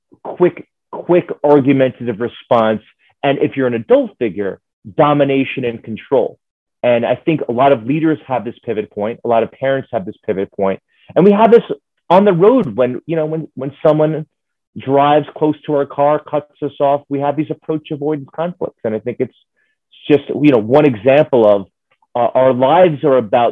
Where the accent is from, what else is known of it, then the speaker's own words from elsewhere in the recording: New York City, New York, United States; I'm from New York City